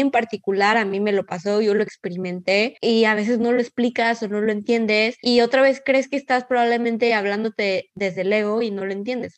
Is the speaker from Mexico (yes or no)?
yes; Mexico; como mexicanas